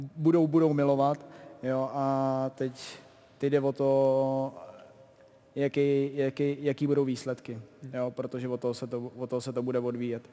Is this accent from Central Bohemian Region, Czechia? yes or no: no; Pardubice Region, Czechia; jsem z Pardubického kraje, eh, na Pardubice jsme jezdili s rodinou